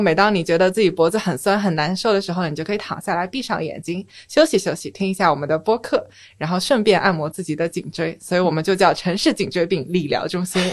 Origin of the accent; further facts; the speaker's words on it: Shanghai, China; moved away as an adult; also born or lived in Beijing; 我从小是在上海长大的嘛